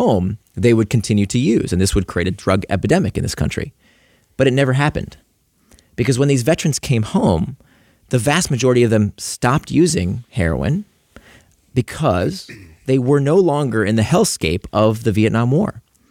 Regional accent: Florida, United States; Like, I grew up in Central Florida, very conservative part of the country.

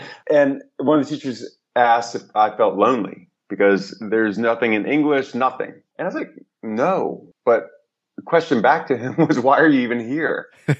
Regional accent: New York, United States; And I came from New York. So we had our pockets. The Greek pocket was in Astoria.

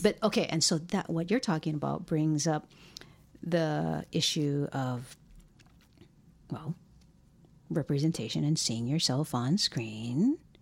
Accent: Hawaii, United States; moved away; Growing up in Hawaii

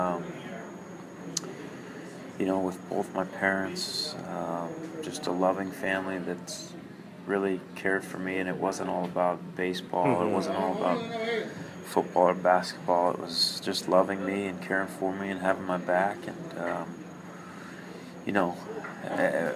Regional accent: Denver, Colorado, United States; I was raised in Denver, just outside of Denver, Arvada, Golden, mm-hmm. Colorado

